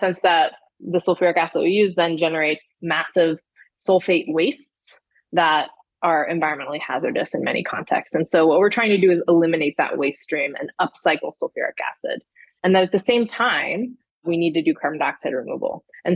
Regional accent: Houston, Texas, United States; moved away as an adult; I grew up in Houston, Texas

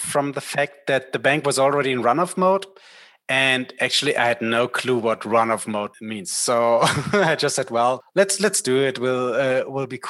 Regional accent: Berlin, Germany; I was born in Berlin and the bank was as well in Berlin. And I wanted to stay in Berlin

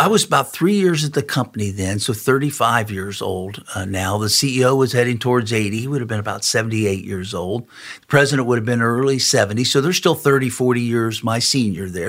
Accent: Cincinnati, Ohio, United States; also born or lived in Morrow, Ohio; Grew up in Cincinnati. That's where my wife and I both grew up

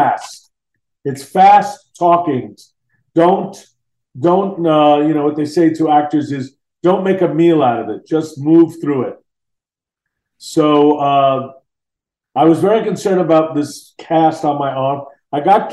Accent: Long Island, New York, United States; moved away as an adult; also born or lived in San Francisco; I grew up on Long Island and back east

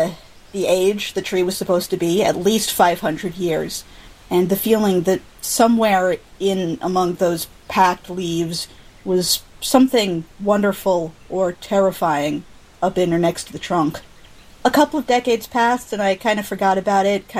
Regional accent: Peoria, Illinois, United States; moved away; I grew up in Peoria, Illinois

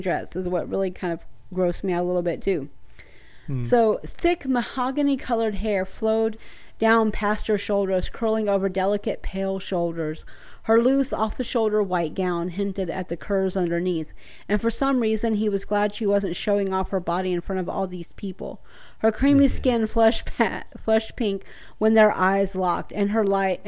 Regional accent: the South, United States; I'm from the South

